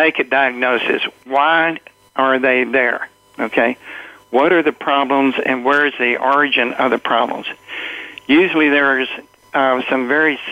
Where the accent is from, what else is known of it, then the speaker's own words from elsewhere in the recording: New York City, New York, United States; I was raised in the Bronx